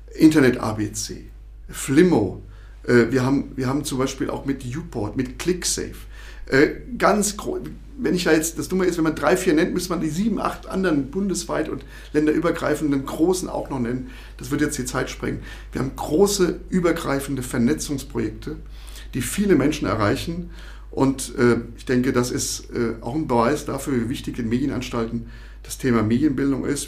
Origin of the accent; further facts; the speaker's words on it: Rhineland-Palatinate, Germany; moved away as an adult; now in Thuringia, Germany; ich komme aus dem Ursprungsland der offenen Kanäle aus Rheinland-Pfalz